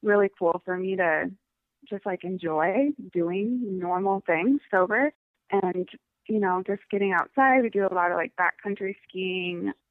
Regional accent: Missoula, Montana, United States; moved away as an adult; now in Seattle, United States; I currently live in Seattle, Washington. I am actually a Montana native, so I grew up in Missoula, Montana

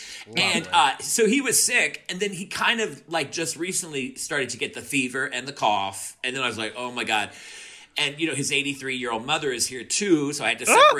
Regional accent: Louisiana, United States; also born or lived in New Orleans / Moss Bluff / Monroe / Farmerville; I'm from Louisiana, yeah, but I grew up in New Orleans.

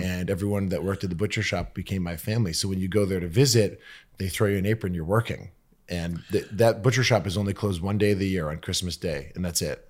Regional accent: Lexington, Massachusetts, United States; now in West Hollywood, United States; I'm from Lexington, just outside of Boston

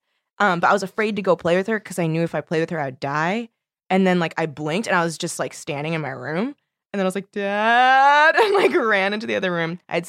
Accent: Torrance, California, United States; I grew up in Torrance.

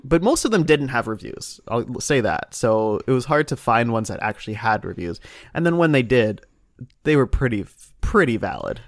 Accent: Ohio, United States; moved away; also born or lived in Indiana; I'm from Ohio

